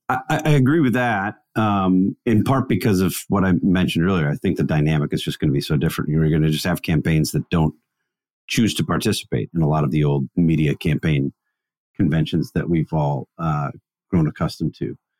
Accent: Wisconsin, United States; Christmas tradition that we used to do growing up in Wisconsin

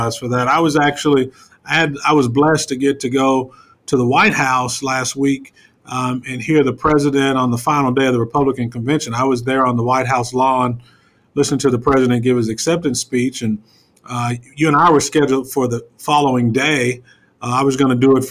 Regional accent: Lawton, Oklahoma, United States; I grew up there in Lawton

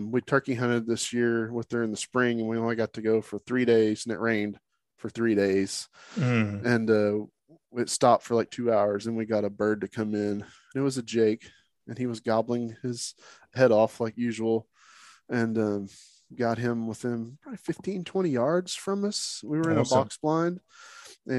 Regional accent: Oklahoma, United States; I'm from Oklahoma

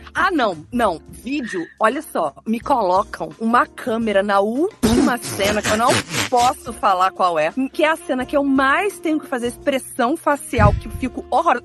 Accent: Juiz de Fora, Minas Gerais, Brazil; eu sou de Juiz de Fora

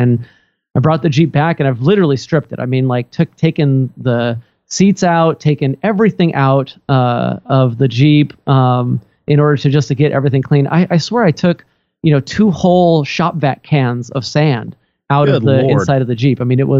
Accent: Redmond, Washington, United States; my hometown here in Redmond, Washington.

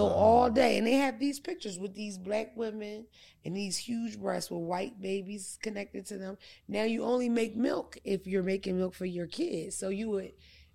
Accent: Philadelphia, Pennsylvania, United States; now in West Coast, United States; I'm from Philadelphia

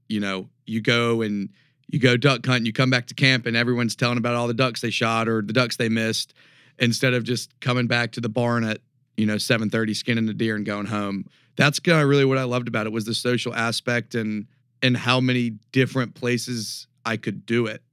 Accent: Raleigh, North Carolina, United States; moved away as an adult; also born or lived in Chapel Hill, North Carolina / Northwest Montana / Homosassa, Florida; now in Denver, United States; I'm from Raleigh, born and raised.

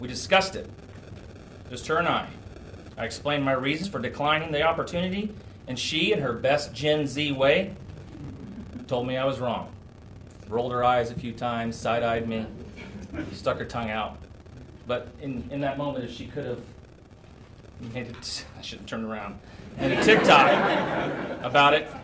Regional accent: Indianapolis, Indiana, United States; I grew up in West Indy

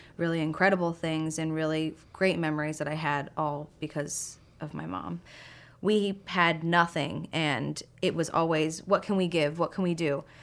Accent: Boston, Massachusetts, United States; I am from Boston. Um, I grew up right outside the city

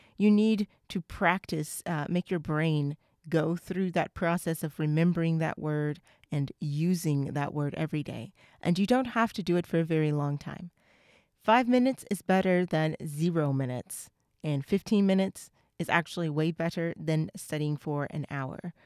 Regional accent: United States; I'm from the U S

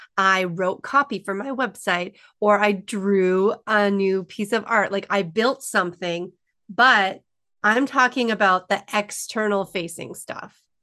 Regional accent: Alberta, Canada; I'm a small town girl in Alberta

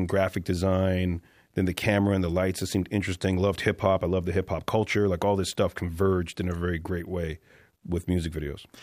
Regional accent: Toronto, Ontario, Canada; moved away as an adult; he and I were literally the only guys from Toronto in the States

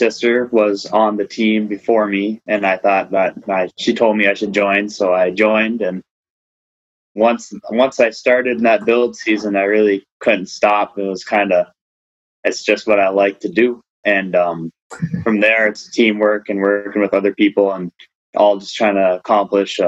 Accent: Babbitt, Minnesota, United States; I'm from Babbitt, Minnesota, northern Minnesota

